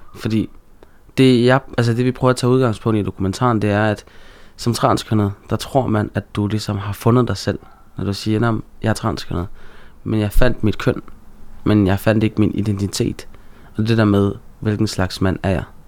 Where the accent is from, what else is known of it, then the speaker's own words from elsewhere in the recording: Aarhus, Central Denmark Region, Denmark; jeg er jo født og opvokset i Gellerparken øh, i Aarhus